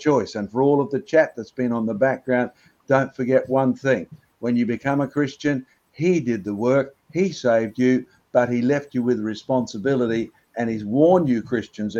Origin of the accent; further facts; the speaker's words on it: Australia; I was born in Australia